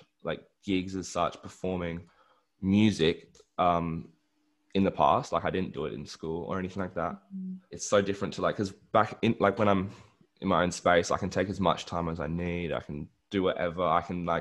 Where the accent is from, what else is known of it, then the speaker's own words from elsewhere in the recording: Adelaide, South Australia, Australia; moved away; I was born in Adelaide. I've grew up like in the Adelaide Hills and went to school there, and yeah, so I'd say I am a local.